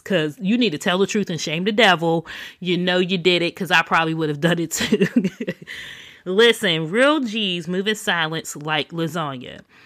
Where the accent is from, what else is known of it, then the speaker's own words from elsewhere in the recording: Pittsburgh, Pennsylvania, United States; moved away; back in my hometown of Pittsburgh